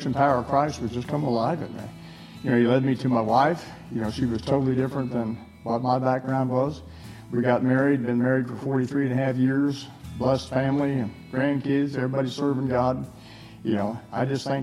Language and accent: English; Missouri, United States; moved away; also born or lived in Utah / Texas; I was born in Missouri